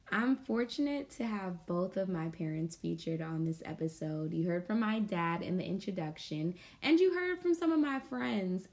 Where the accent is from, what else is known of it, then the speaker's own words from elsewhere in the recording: New York, United States; also born or lived in Guyana; now in New Orleans, United States; We were all born in Guyana, but my sisters and I were raised in New York